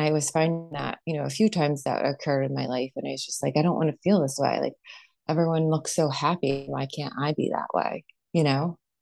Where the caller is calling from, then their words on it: Connecticut, United States; I'm calling in from Connecticut on the East Coast here